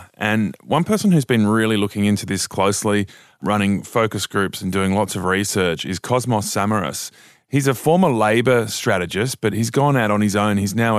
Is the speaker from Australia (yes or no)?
yes; Mudgee, New South Wales, Australia; I grew up in Mudgee. It's a town that was 7,000 people.